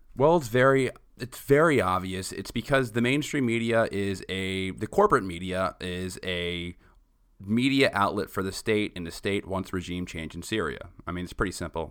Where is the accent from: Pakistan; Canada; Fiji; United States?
United States; New York; I'm from New York. I remember when I was in seventh grade, two planes going into the Twin Towers, where I'm from